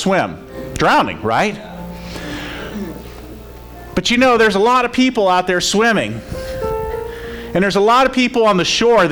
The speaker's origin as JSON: {"language": "English", "region": "Florida", "country": "United States", "tie": "born or raised there", "said": "I grew up in Florida. I grew up around water"}